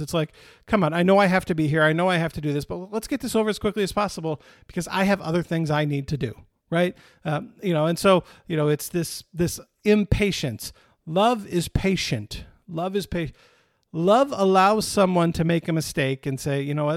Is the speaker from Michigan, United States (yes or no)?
yes; Michigan, United States; now in Texas, United States; When I grew up in Michigan, summers were exciting because the weather was nice. Now that I live in Texas